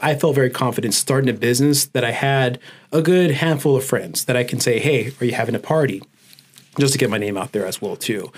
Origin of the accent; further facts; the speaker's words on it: Oxnard, California, United States; I'm born and raised in Oxnard, California